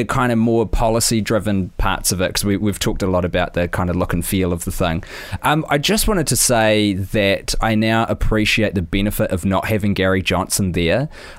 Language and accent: English; New Zealand; And I'm a dude from New Zealand who was watching the US presidential election first debate